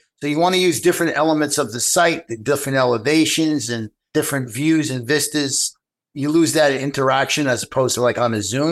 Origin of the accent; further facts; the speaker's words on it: New York, United States; I'm from New York